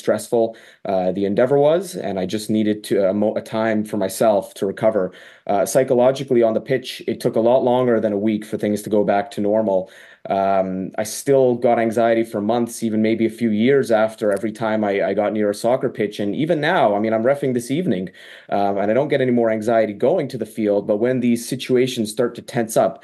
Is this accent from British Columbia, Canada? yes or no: no; York Region, Ontario, Canada; my hometown in York Region, Ontario